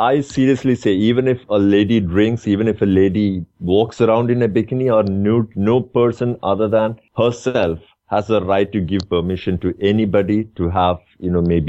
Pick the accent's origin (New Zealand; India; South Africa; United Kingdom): India; moved away as an adult; now in Dubai, United Arab Emirates